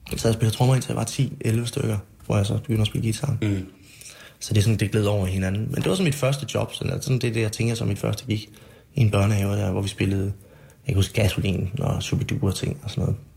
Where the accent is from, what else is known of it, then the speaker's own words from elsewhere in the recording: Silkeborg, Central Denmark Region, Denmark; also born or lived in Nørrebro, Copenhagen; Ud af de 36 år, jeg har eksisteret, har jeg nok boet her de 25.